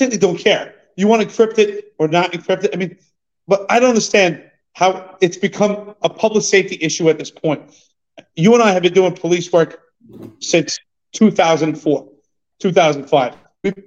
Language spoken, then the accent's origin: English; New York City, New York, United States; you and I grew up in New York City